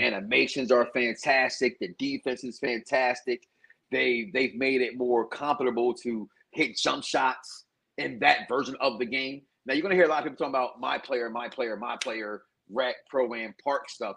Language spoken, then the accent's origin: English; Chicago, Illinois, United States; now in Florida, United States; I'm from Chicago.